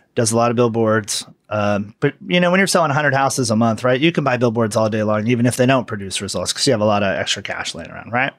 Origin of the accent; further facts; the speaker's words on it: hometown of the Carr Fire, California, United States; the car fire was in my hometown